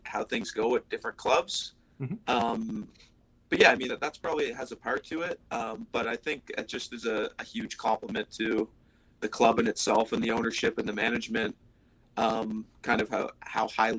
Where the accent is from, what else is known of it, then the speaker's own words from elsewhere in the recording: New Brunswick, Canada; moved away as an adult; I'm from New Brunswick, okay. Which kind of borders Maine, about 7 hours away from Boston. So kind of grew up there.